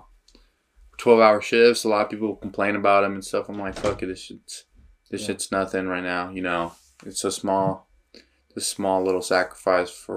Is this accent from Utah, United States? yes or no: yes; Salt Lake City, Utah, United States; from Glendale